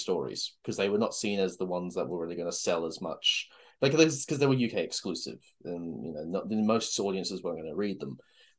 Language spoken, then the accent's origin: English; Australia; We are Australian.